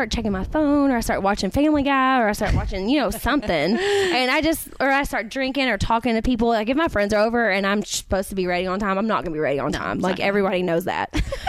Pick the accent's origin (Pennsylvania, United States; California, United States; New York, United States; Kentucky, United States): Kentucky, United States; I'm from Kentucky.